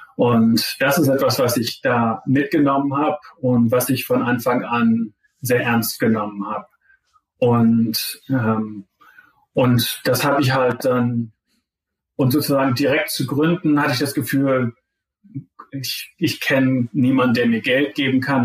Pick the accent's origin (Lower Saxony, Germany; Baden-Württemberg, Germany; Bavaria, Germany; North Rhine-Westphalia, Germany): Lower Saxony, Germany; Zeven; moved away as an adult; also born or lived in Pennsylvania, United States; now in Stanford, United States; ich bin der Sohn von zwei Gymnasiallehrern in Zefen. Das ist so halbwegs zwischen Bremen und Hamburg. Also da bin ich eigentlich die ganze Zeit aufgewachsen